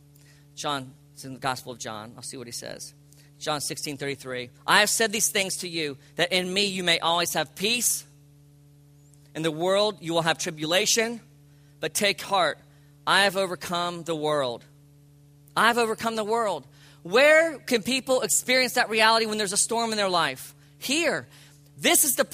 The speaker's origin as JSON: {"language": "English", "area": "Palm Beach County", "region": "South Florida", "country": "United States", "tie": "born or raised there", "said": "I grew up in Palm Beach County"}